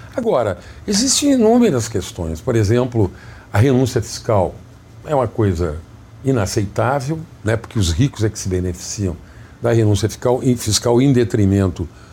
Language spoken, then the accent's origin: Portuguese; Jaguari, Rio Grande do Sul, Brazil; moved away as an adult; also born or lived in Santa Maria, Rio Grande do Sul; now in Rio de Janeiro, Brazil; Jaguari, que é a minha cidade natal. Santa Maria, eu vim com 14 anos para fazer o segundo grau